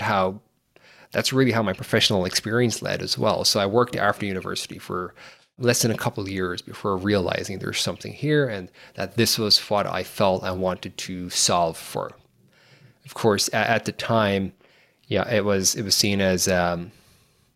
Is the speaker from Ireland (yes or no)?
yes; Ireland; moved away as an adult; now in San Francisco Bay Area, United States; I'm from Ireland, live here in the Bay Area, in San Francisco Bay Area right now